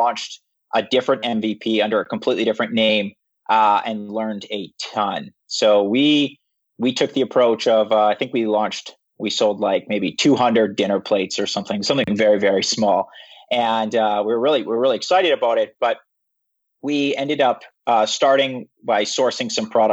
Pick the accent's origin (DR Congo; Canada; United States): Canada; Regina, Saskatchewan; moved away as an adult; now in Vancouver, Canada; I'm from Regina, Saskatchewan. So I'm from the prairies